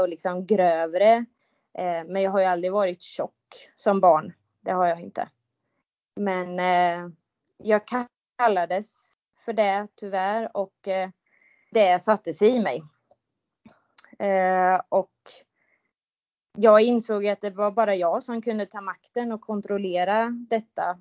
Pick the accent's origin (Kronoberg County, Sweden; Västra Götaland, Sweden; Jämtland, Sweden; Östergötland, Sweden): Östergötland, Sweden; countryside between Mjölby and Mantorp; also born or lived in Motala; Jag är uppvuxen på landet mellan eh, Mjölby och Mantorp